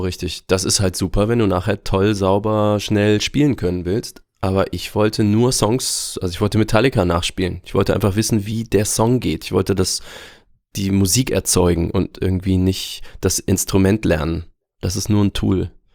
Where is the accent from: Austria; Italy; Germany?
Germany; Aachen, North Rhine-Westphalia; also born or lived in Würzburg; Würzburg tatsächlich. Ich bin Franke, aber weiß davon nichts, denn ich bin schon mit, ich glaube, unter zwei Jahren nach Aachen gezogen